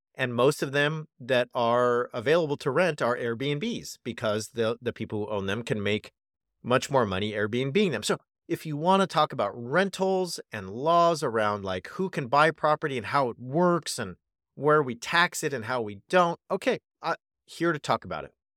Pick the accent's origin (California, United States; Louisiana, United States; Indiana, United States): California, United States; California, my home state